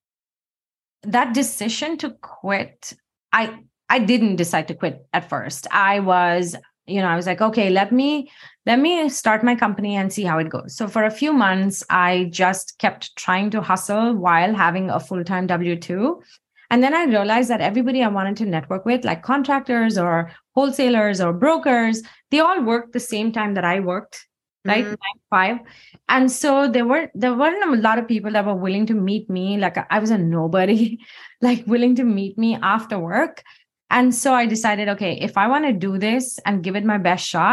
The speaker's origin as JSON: {"language": "English", "country": "India", "tie": "born or raised there", "moved": "as an adult", "lives_now": "Seattle, United States", "said": "I grew up in India"}